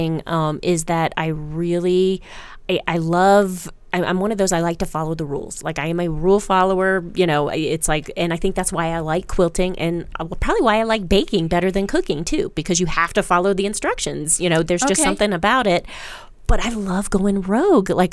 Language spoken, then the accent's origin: English; Maryland, United States; moved away; I grew up in Maryland